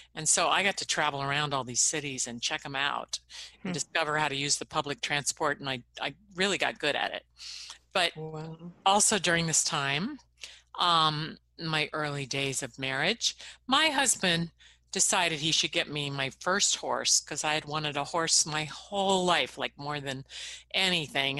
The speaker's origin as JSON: {"language": "English", "town": "Riverside", "region": "California", "country": "United States", "tie": "born or raised there", "also_born_or_lived": "Los Angeles", "moved": "as an adult", "said": "growing up in Riverside, I was pretty far away."}